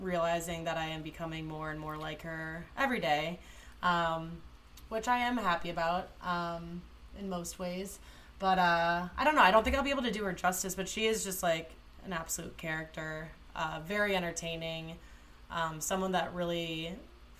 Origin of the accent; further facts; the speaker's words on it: Toledo, Ohio, United States; I grew up in Toledo, Ohio